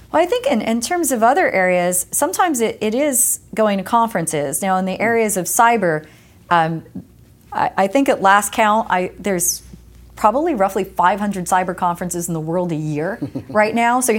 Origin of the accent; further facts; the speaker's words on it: East Coast, United States; especially growing up on the East Coast and then moving to the West Coast